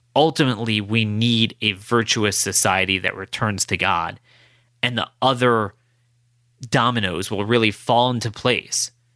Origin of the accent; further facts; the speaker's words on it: United States; as an American Jew